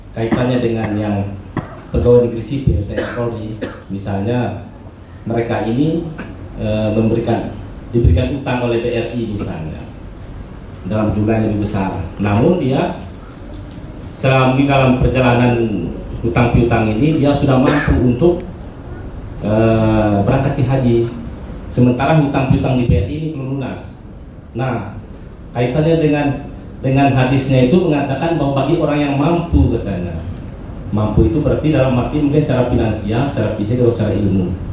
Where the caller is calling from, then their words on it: Batujajar, West Java, Indonesia; kami dari Batu Jajar Bandung ingin menanyakan ada dua pertanyaan di Pak Ustaz